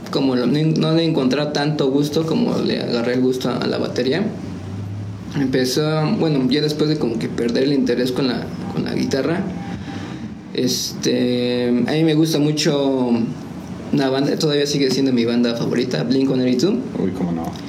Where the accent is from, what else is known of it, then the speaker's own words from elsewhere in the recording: Nepantla, State of Mexico, Mexico; born there; now in San Juan del Río, Mexico; bueno, se puede decir que ya soy de aquí de San Juan, pero ya llevo muchos años viviendo aquí en San Juan, como unos 22, 23. Este, entonces pues yo soy de aquí, pero nací en Nepantla, Estado de México.